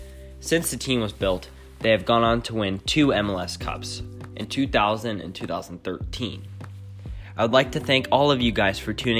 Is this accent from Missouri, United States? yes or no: yes; Kansas City, Missouri, United States; Since I'm from Kansas City